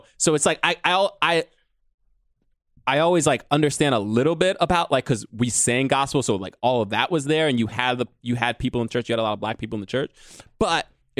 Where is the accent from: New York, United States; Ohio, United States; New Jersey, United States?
New York, United States; New York City; I was born in Harlem